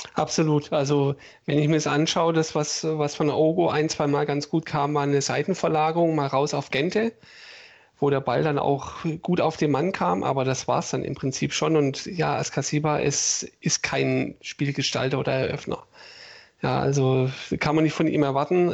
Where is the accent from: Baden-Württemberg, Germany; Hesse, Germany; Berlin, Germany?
Baden-Württemberg, Germany; Stuttgart; ich bin in Bad Cannstatt geboren im September